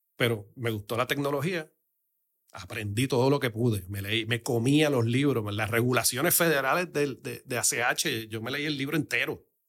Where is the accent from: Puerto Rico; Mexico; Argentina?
Puerto Rico; yo soy boricua criado a lo cubano Pero soy boricua